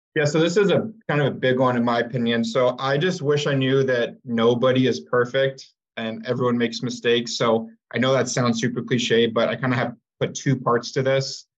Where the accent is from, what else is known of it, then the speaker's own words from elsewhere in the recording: Tempe, Arizona, United States; also born or lived in Phoenix area, Arizona; I'm from Tempe, Arizona, grew up in Phoenix area